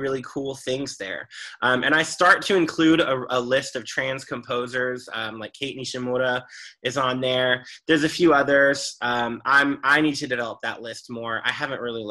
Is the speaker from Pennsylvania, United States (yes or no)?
no; Dallas, Texas, United States; which was going to be in Dallas, my hometown.